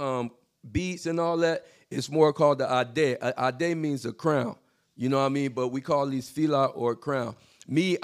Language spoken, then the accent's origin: English; Florida, United States; I was born and raised in Florida